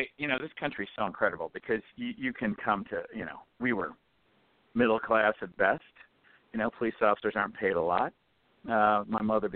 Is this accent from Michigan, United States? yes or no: yes; Detroit, Michigan, United States; I came from Detroit